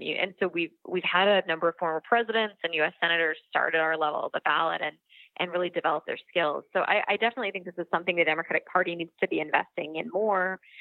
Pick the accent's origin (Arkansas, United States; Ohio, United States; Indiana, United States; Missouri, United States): Missouri, United States; my home state of Missouri